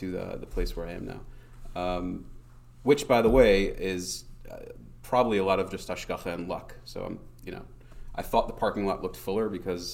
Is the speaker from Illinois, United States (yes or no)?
no; Cleveland, Ohio, United States; moved away as an adult; now in Israel; I grew up in Cleveland, Ohio